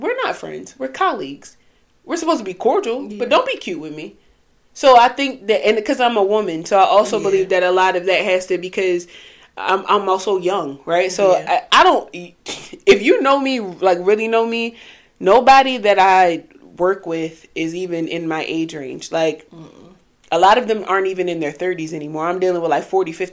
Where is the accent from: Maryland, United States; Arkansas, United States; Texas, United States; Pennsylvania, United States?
Maryland, United States; Baltimore; Growing up in Baltimore City